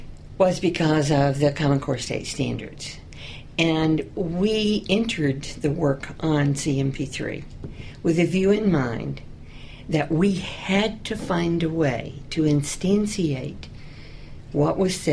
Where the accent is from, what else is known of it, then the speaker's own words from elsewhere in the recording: Georgia, United States; Well, I grew up in the South, southern part of Georgia, very close to the Florida line.